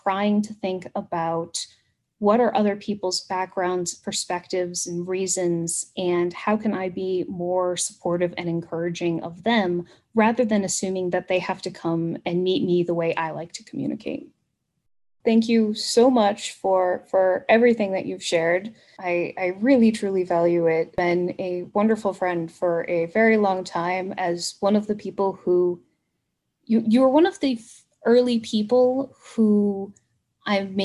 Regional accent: United States; accent: American; we're American and we have a different accent

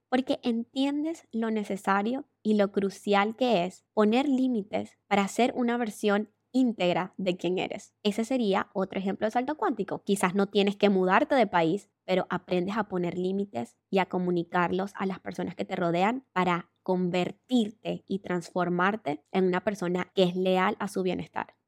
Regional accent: Venezuela; moved away as an adult; emigré de Venezuela porque me robaron con pistola

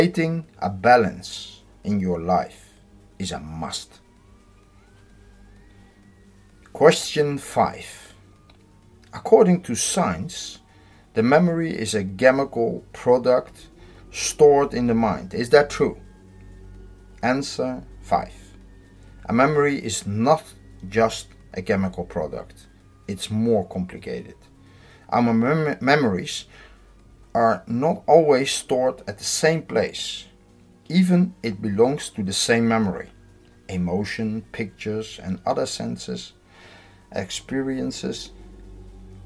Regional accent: Netherlands; I'm from the Netherlands.

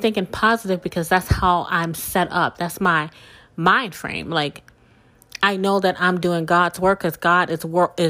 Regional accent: South Mississippi, United States; moved away as an adult; also born or lived in New Orleans, Louisiana; I was born and raised in South Mississippi.

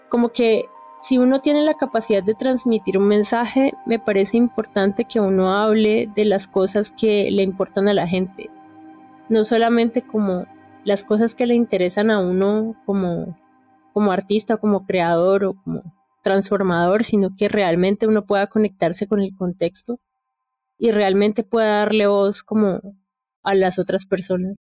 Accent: Popayán, Cauca, Colombia; soy de Popayán

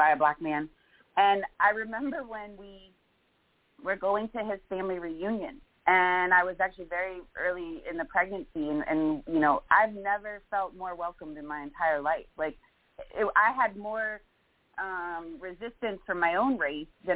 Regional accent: South Florida, United States; growing up in South Florida, I grew up in a melting pot.

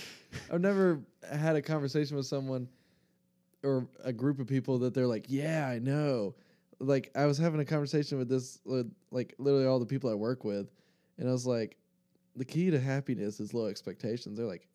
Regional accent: San Antonio, Texas, United States; From San Antonio, Texas.

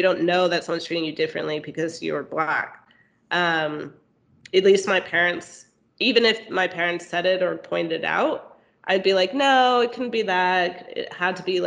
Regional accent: Texas, United States; moved away as an adult; I grew up in Texas

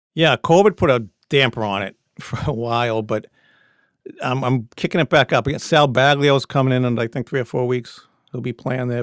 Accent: Peabody, Massachusetts, United States; now in Medford, United States; I grew up in Peabody.

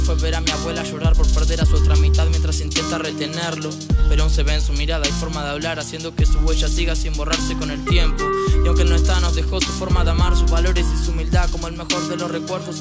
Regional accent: General Roca, Río Negro, Argentina; de General Roca

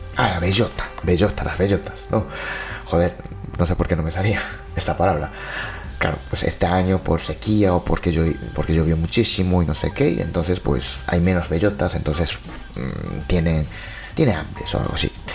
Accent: Japan; mi pueblo ya es así, hay cada año pues cartel, ¿no? Cartel de cuidado con osos

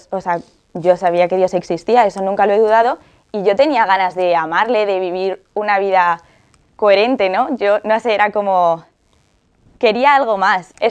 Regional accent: Alcalá de Henares, Community of Madrid, Spain; tengo 20 años, soy de Alcalá de Henares

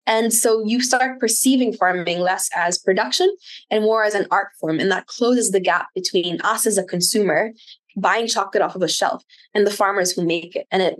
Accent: Wales, United Kingdom; I grew up in South Wales, and when someone said they were a farmer, you're immediately like, this person's very wealthy because they had land.

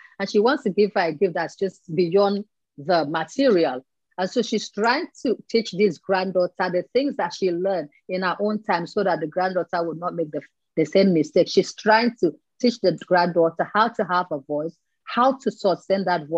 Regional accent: Nigeria; I'm from Nigeria

